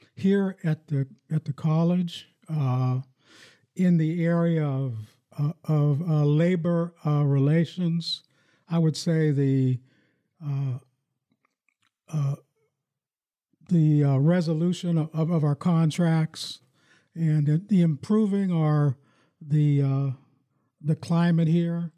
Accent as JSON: {"language": "English", "town": "Farrell", "region": "Pennsylvania", "country": "United States", "tie": "born or raised there", "also_born_or_lived": "Michigan", "moved": "as an adult", "lives_now": "Lansing, United States", "said": "I grew up in my hometown in, in Farrell, Pennsylvania"}